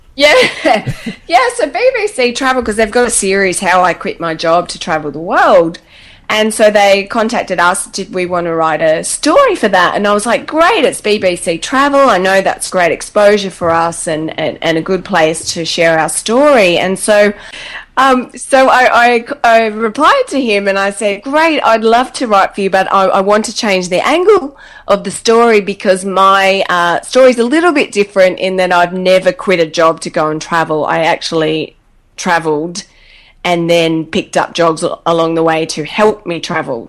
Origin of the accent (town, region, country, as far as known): Australia